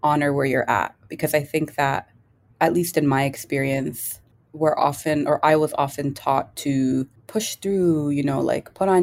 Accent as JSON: {"language": "English", "town": "Toronto", "region": "Ontario", "country": "Canada", "tie": "born or raised there", "said": "I am Kenyan. I was born and raised in Toronto."}